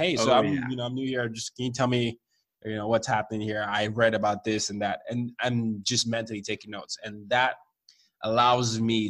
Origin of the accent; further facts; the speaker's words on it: Nigeria; My parents were very nervous for me. I'm the oldest. I'm from Nigeria.